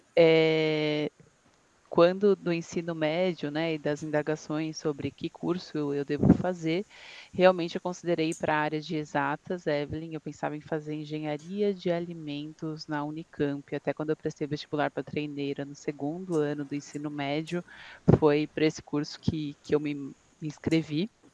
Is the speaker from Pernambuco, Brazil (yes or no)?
no; São Bernardo do Campo, São Paulo, Brazil; also born or lived in Franca, São Paulo; Eu sou de São Bernardo do Campo, ABC Paulista